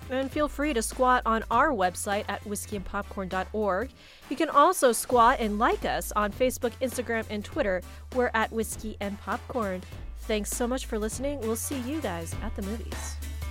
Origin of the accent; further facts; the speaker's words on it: Arizona, United States; I grew up here in Arizona